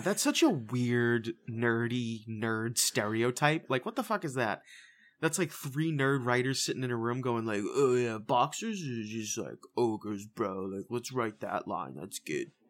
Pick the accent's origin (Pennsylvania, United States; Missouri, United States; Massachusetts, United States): Massachusetts, United States; Boston; We're from, we're from Boston. We're from the Massachusetts area